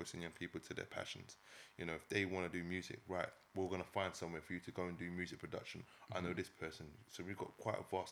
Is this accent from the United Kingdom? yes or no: yes; London, United Kingdom; where I grew up on the Ellsbury estate.